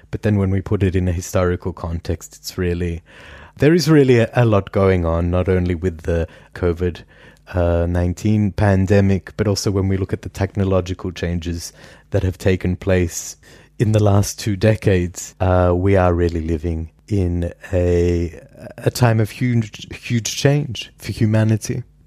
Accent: Perth, Western Australia, Australia; now in Vienna, Austria; I grew up in Perth, Western Australia, which is the world's most isolated city

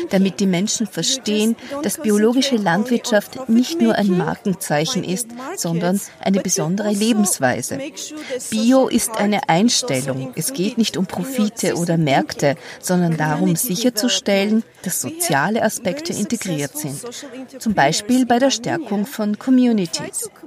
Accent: Ethiopia; Ich bin in Äthiopien geboren und aufgewachsen und habe einen großen Teil meiner Ausbildung auch dort absolviert

